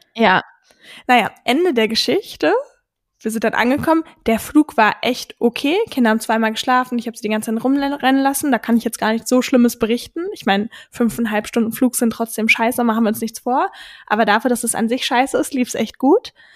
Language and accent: German; Berlin suburbs, Brandenburg, Germany; ich bin in einem, quasi in Berlin aufgewachsen, aber am, wie sagt man so schön, im grünen Speckgürtel von Berlin